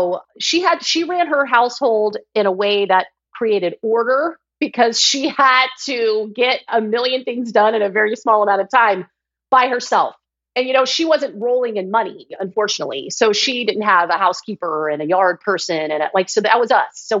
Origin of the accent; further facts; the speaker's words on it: Georgia, United States; I grew up in Georgia